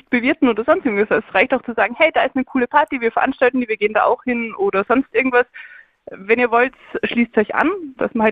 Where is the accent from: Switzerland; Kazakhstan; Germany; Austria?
Austria; ja, wir sind beide aus Österreich.